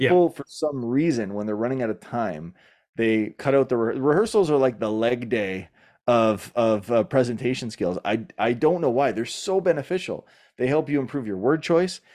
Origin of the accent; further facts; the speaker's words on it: Canada; I'm Canadian